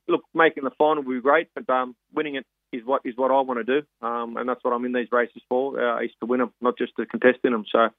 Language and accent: English; Sydney, New South Wales, Australia; I'm born and bred in Redfern, mate.